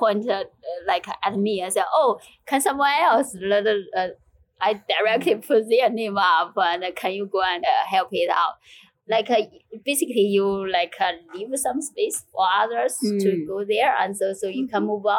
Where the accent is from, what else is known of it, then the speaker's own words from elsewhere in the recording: China; moved away as an adult; now in United Kingdom; I grew up in China